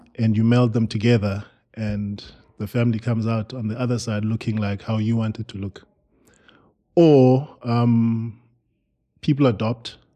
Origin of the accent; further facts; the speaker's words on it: Eastern Cape, South Africa; moved away; we are from the Eastern Cape